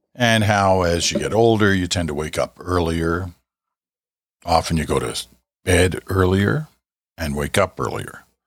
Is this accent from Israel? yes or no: no; Canada; I'm a Canadian.